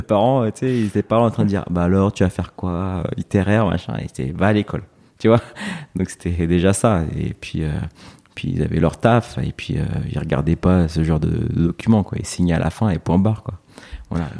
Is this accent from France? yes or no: yes; Évry, Île-de-France, France; also born or lived in Corbeil-Essonnes / United States; je suis né à Corbeil-Essonne, mmh. dans l'Essonne, mmh. donc euh, une banlieue parisienne. Et euh, j'ai grandi dans la ville d'à côté, à Évry